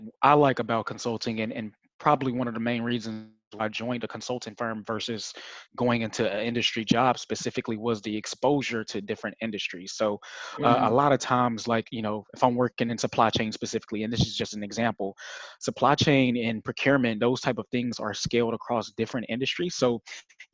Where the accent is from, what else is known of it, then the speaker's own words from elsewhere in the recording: Little Rock, Arkansas, United States; Little Rock, Arkansas is my hometown. I grew up in East Little Rock